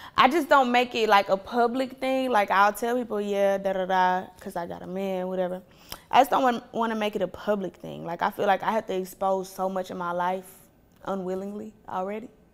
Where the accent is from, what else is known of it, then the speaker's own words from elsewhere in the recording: Atlanta, Georgia, United States; also born or lived in Ohio / Clay County; I didn't realize how privileged I was growing up in Atlanta